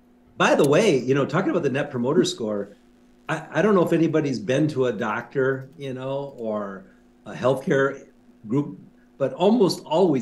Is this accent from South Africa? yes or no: no; Minneapolis, Minnesota, United States; Amy, didn't you and I say we're from Minneapolis?